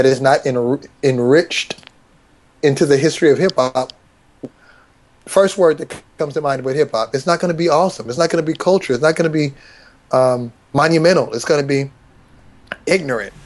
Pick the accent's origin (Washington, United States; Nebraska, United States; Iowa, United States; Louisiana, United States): Washington, United States; Seattle; I'm from Seattle, born in Seattle.